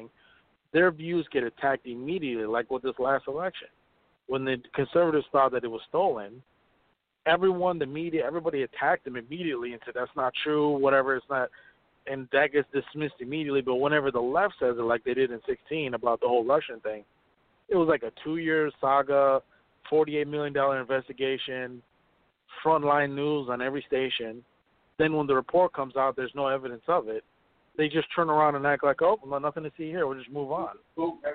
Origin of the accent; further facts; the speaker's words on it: Ethiopia; moved away; I'm from Ethiopia